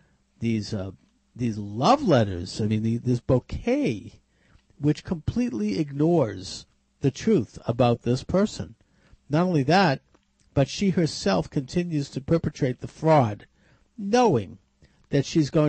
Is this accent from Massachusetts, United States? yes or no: yes; Massachusetts, United States; my home state